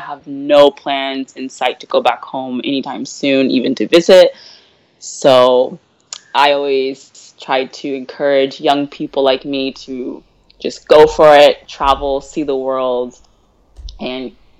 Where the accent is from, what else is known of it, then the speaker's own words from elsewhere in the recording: Bellevue, Nebraska, United States; I'm from Bellevue, Nebraska. It's like a little suburb out of the big city, Omaha.